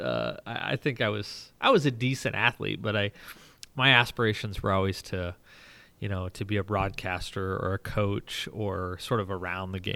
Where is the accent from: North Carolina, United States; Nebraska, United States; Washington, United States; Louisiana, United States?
Nebraska, United States; Rising City; now in Omaha, United States; it's a little farm a mile north of Highway ninety-two, uh, near Rising City, Nebraska